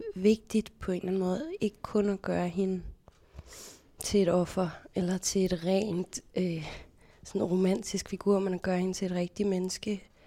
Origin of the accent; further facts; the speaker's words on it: Copenhagen, Capital Region of Denmark, Denmark; Jeg er 32 år, jeg kommer fra København